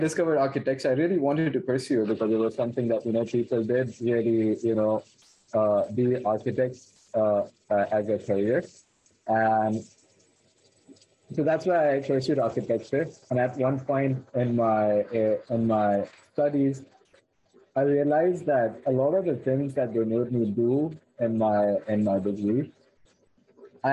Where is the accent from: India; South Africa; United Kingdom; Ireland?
India; moved away; I'm originally from India